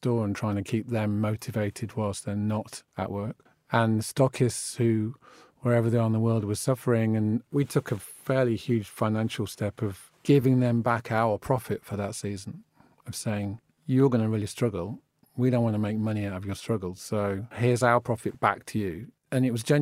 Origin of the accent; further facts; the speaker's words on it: United Kingdom; I'm British, that's what I am, that's what my passport says, but it's genuinely what I am